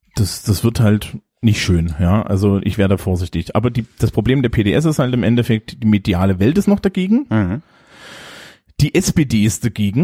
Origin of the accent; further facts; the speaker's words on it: East Germany, Germany; moved away; also born or lived in Leipzig; ich bin ja nur im Osten aufgewachsen